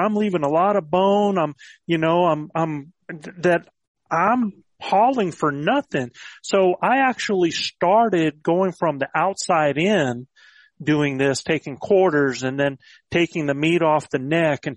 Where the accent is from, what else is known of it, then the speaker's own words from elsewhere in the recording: the Carolinas, United States; also born or lived in Virginia; I grew up in the Carolinas